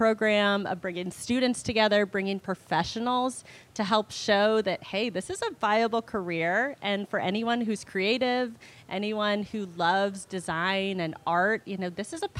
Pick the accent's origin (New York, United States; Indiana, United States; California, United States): Indiana, United States; moved away as an adult; now in Miami, United States; I live in Miami, Florida. I'm a Midwesterner from Indiana, but I've been in Miami about 10 years.